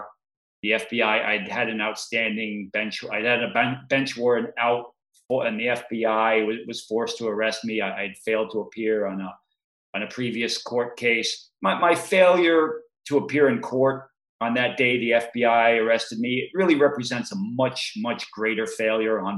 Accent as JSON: {"language": "English", "region": "Massachusetts", "country": "United States", "tie": "born or raised there", "said": "The town I grew up in Massachusetts"}